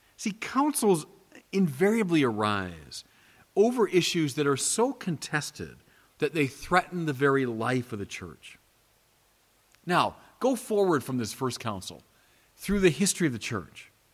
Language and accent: English; United States; as an American of Irish extraction